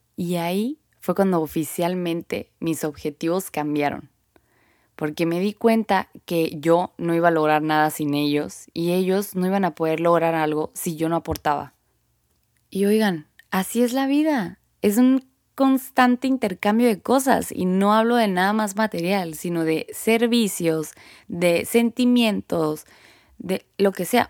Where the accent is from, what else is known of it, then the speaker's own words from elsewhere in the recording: Sonora, Mexico; Soy mexicana y acá en el norte